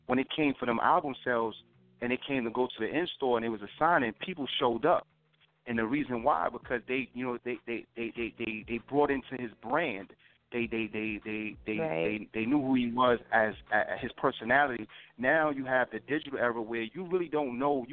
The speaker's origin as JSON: {"language": "English", "town": "New York City", "region": "New York", "country": "United States", "tie": "born or raised there", "said": "I came about in Harlem. I'm from Harlem"}